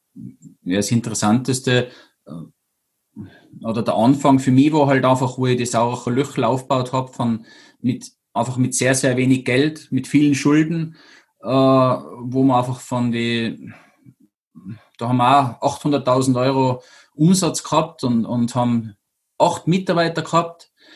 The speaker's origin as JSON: {"language": "German", "area": "Zillertal", "region": "Tyrol", "country": "Austria", "moved": "yes", "lives_now": "Kufstein, Austria", "said": "wohne in Kufstein, bin aus dem Zillertal, möchte irgendwie allweil sagen, weil da sind meine Wurzeln her einfach"}